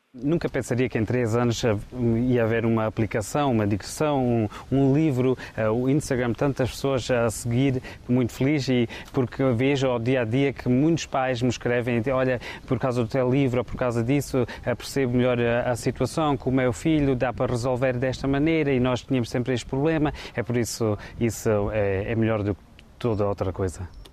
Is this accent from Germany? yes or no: yes; Frankfurt, Hesse, Germany; accent: Alentejan; also born or lived in Beja, Portugal; nasci cá na Alemanha, em Frankfurt.